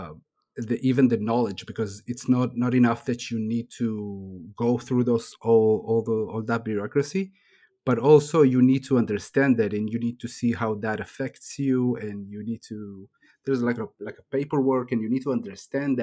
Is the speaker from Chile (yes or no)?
yes; Chile; I was born in Chile, in South America